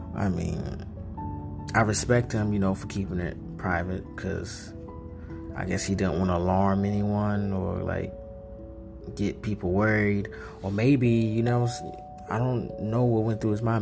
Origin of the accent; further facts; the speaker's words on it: North Carolina, United States; I'm from North Carolina